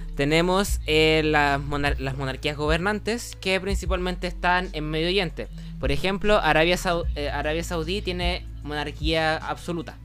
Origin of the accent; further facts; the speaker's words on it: Chile; nosotros igual nos parece como medianamente extraño que, que otros países tengan monarquías porque eh, por la tradición histórica de Chile.